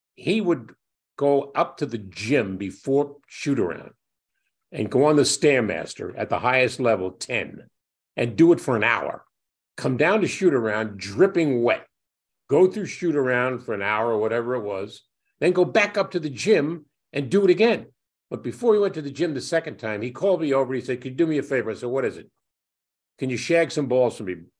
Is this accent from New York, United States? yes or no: yes; New York City, New York, United States